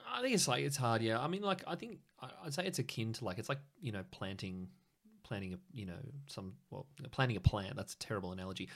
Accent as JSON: {"language": "English", "town": "Sydney", "region": "New South Wales", "country": "Australia", "moved": "as an adult", "lives_now": "Canberra, Australia", "said": "I'm from Sydney originally"}